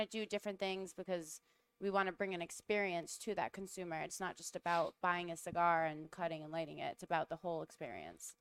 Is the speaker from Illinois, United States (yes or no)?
no; Rhode Island, United States; accent: Rhode Island; my Rhode Island accent